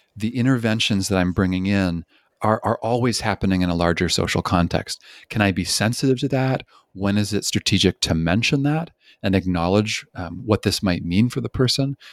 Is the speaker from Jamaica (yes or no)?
no; Canada; moved away; also born or lived in British Columbia; I'm originally from Canada